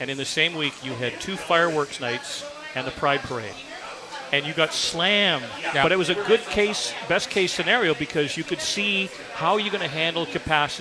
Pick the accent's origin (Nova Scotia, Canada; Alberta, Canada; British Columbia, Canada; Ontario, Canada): British Columbia, Canada; Vancouver; I'm a born and raised day one-er